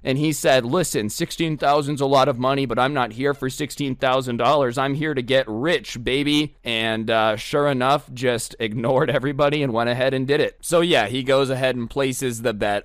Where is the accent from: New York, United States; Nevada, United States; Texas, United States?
Nevada, United States; Las Vegas; I'm from Las Vegas.